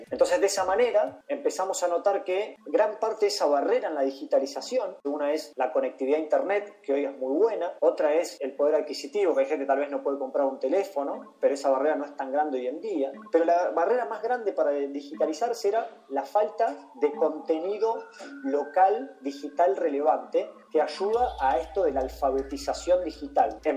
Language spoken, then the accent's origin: Spanish; Argentina; nosotros somos oriundos de una pequeña ciudad argentina, una ciudad de 100.000 habitante